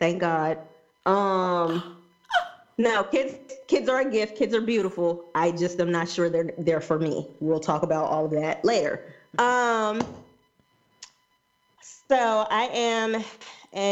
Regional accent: Alabama, United States; now in Baltimore, United States; I am originally from Alabama. I currently live in Baltimore.

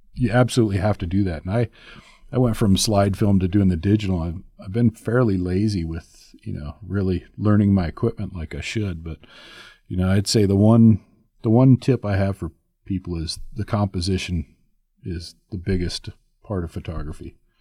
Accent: Tehachapi, California, United States; moved away; I grew up out in California when I was a kid, and just north of L A, two hours north in Tatchby.

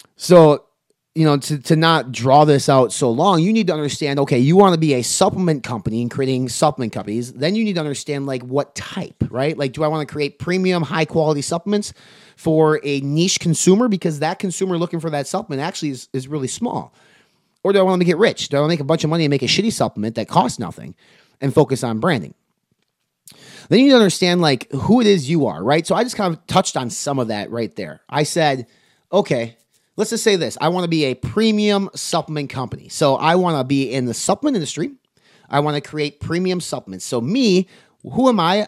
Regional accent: Wisconsin, United States; I'm from Wisconsin

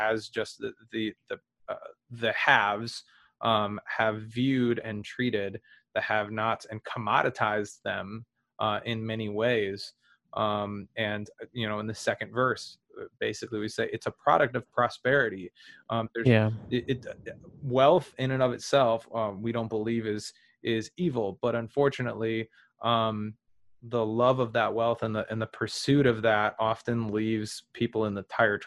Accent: United States; I'm American

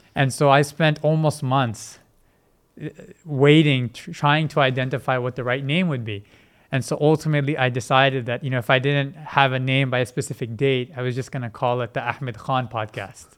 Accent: Vancouver, British Columbia, Canada; also born or lived in Multan, Pakistan; I was born in Multan, but when I was about four months or so, my family had relocated to Vancouver

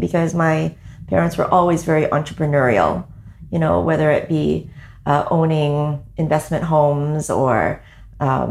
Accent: Vancouver, British Columbia, Canada; moved away as an adult; also born or lived in Hong Kong; now in Toronto, Canada; I am originally from Vancouver, born in Hong Kong and grew up in British Columbia

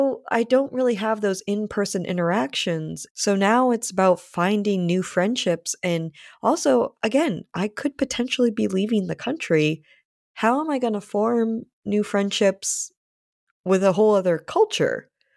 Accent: Rhode Island, United States; also born or lived in Canada / California / New York / Connecticut; now in Massachusetts, United States; So I have lived in California. I was raised in Rhode Island. I also lived in New York, both in the city and on Long Island, Connecticut. And I'm currently in Massachusetts.

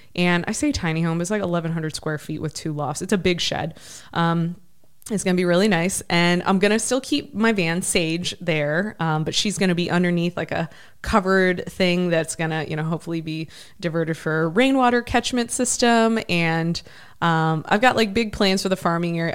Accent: Ohio, United States; moved away; I grew up in Ohio.

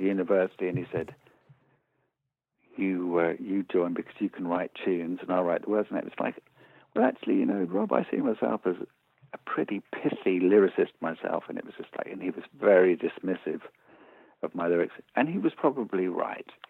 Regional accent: Birmingham, West Midlands, United Kingdom; I was born in Birmingham. I went to a multicultural comprehensive school.

